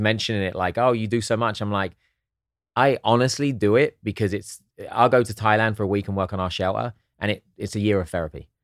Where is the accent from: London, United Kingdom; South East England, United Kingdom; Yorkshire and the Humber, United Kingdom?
South East England, United Kingdom; Hastings; also born or lived in Eastbourne; now in United States; I was born in Hastings